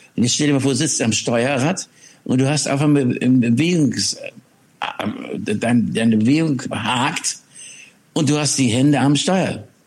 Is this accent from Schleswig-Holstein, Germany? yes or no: yes; Schleswig-Holstein, Germany; von Schleswig-Holstein, wo ich groß geworden bin